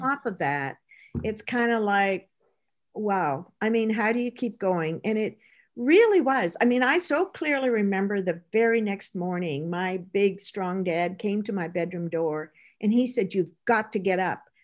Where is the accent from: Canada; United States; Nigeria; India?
Canada; Midwest Canada; I grew up in Midwest Canada.